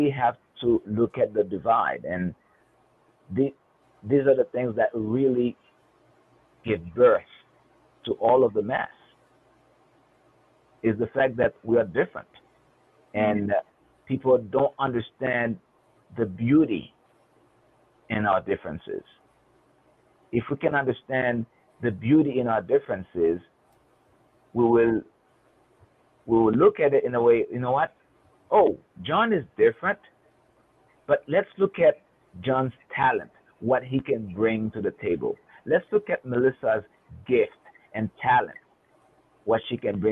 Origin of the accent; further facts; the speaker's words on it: Haiti; moved away as an adult; now in United States; my background growing up in Haiti